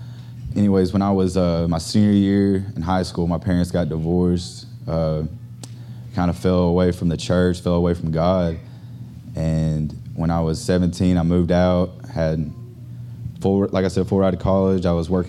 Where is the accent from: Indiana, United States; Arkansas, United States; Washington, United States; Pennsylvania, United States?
Arkansas, United States; now in Houston, United States; I'm actually from Arkansas.